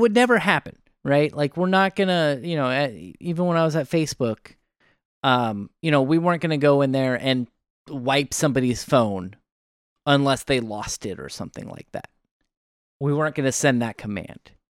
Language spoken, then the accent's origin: English; Oregon, United States; I'm from Oregon